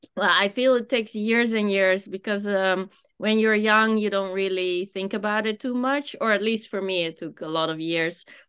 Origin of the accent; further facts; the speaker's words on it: Amsterdam, North Holland, Netherlands; moved away as an adult; also born or lived in Japan; I am from Amsterdam